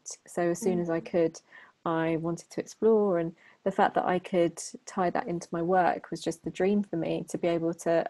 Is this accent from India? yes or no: no; London, United Kingdom; moved away as an adult; also born or lived in Manchester / Shanghai / Hong Kong; I grew up in Southeast London.